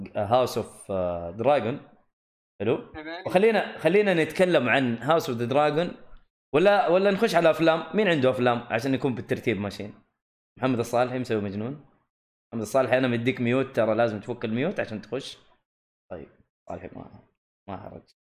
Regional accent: Saudi Arabia; عندنا في الجنوب في منطقه اسمها خميس مشيط

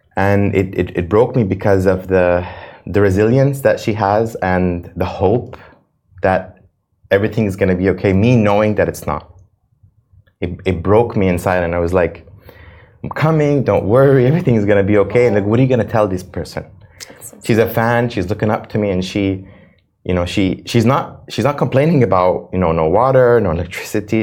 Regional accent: United States; now in Dubai, United Arab Emirates; I'm an American citizen.

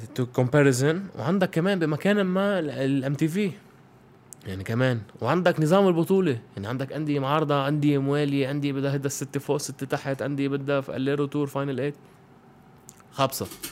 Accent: Lebanon; انا بفتخر اني لبناني

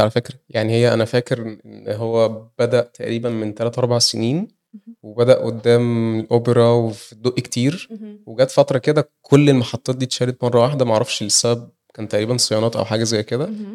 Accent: Egypt; احنا كلنا كمصريين

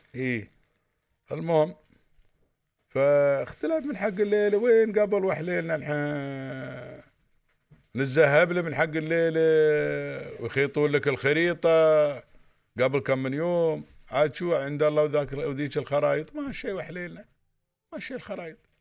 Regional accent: United Arab Emirates; عندنا في الامارات

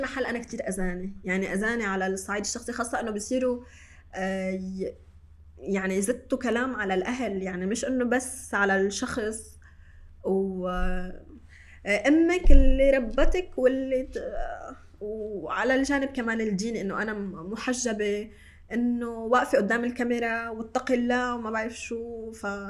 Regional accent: Shatila refugee camp, Beirut, Mount Lebanon, Lebanon; انا من مخيم شتيله انا اليوم ماني ساكنه من هون تحت بس انا جدا افخر وانتمي لهذا المكان يلي انا خلقت وتربيت فيه

